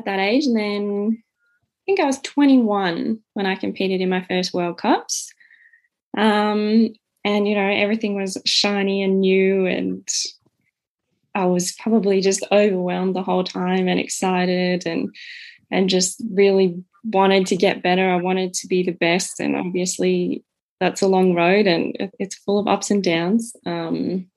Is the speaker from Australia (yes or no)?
yes; Canberra, Australian Capital Territory, Australia; I'm the youngest of three, born and raised in Canberra